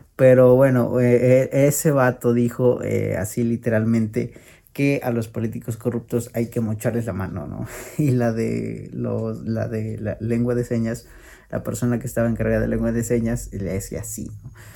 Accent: Mexico

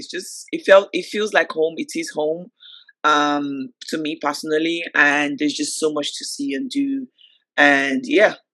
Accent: Nigeria; obviously start with my hometown, start in Nigeria. Like, come on, like Nigerians, like we give, we're the party.

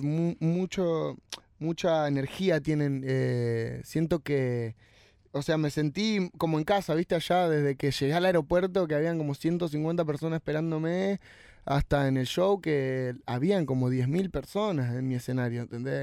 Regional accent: Argentina

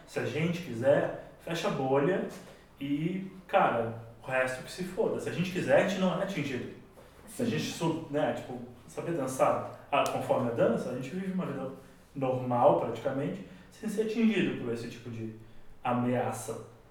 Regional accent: Rio Grande do Sul, Brazil; moved away; also born or lived in São Paulo; quando era moleque lá no Rio Grande do Sul

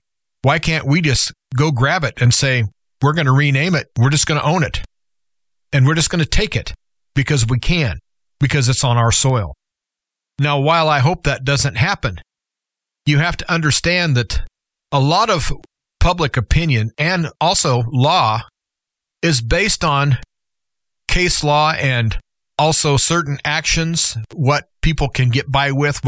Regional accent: United States; as an American citizen

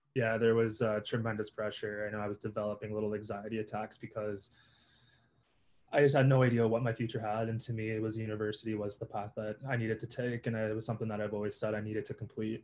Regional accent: Toronto, Ontario, Canada; I'm from Toronto, Ontario, the six

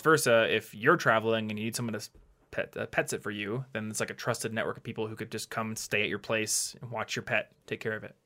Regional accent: United States; being an American

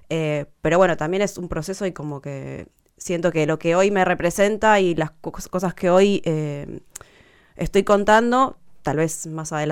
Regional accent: Río Gallegos, Santa Cruz, Argentina; moved away as an adult; Yo pasé mi adolescencia en Río Gallegos, de los 12 a los 18 años.

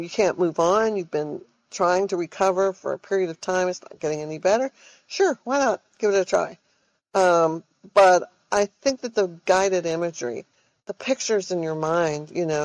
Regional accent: Austin, Texas, United States; moved away as an adult; now in Silicon Valley, United States; I'm from Austin, Texas, I'm not your stereotypical Texan

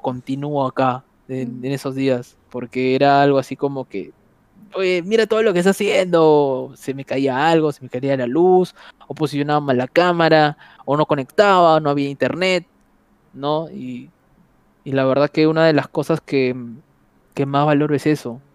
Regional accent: Trujillo, La Libertad, Peru; moved away; soy de Trujillo

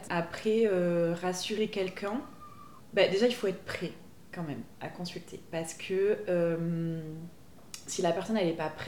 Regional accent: Pau, Nouvelle-Aquitaine, France; donc à Pau, puisque je suis originaire de Pau.

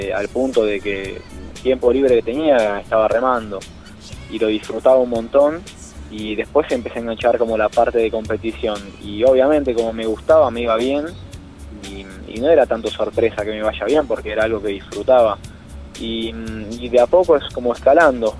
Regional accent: Argentina

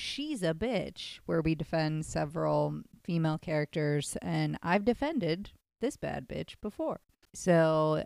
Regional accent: Midwest, United States; now in Los Angeles, United States; I grew up in the Midwest.

